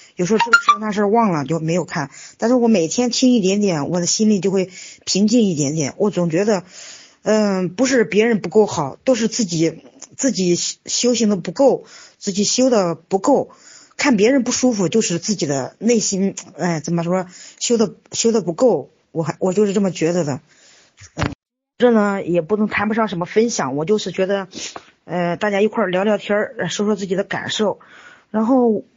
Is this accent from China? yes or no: yes; Luoyang, Henan, China; now in Wuhan, China; 我是来自河南洛阳的